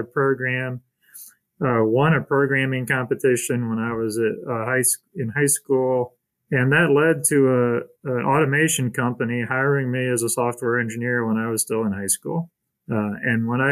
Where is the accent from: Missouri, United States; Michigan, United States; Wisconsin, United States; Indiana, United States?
Indiana, United States; Elkhart; I grew up mostly in Elkhart, Indiana.